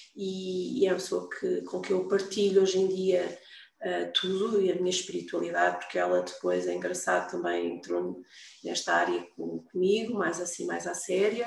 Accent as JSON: {"language": "Portuguese", "region": "Lisbon", "country": "Portugal", "tie": "born or raised there", "also_born_or_lived": "Almada", "said": "nasci em Lisboa, vivi sempre uh, nesta, nesta zona, Lisboa, em Almada, há muitos anos."}